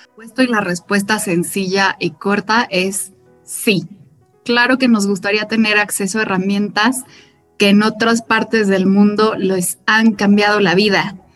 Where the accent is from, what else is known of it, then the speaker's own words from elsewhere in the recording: Mexico; soy ganadera mexicana, soy quinta generación